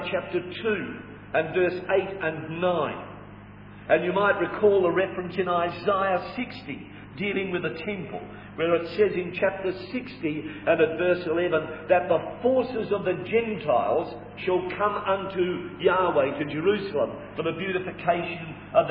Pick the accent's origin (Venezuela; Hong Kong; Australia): Australia; we are Australian citizens by birth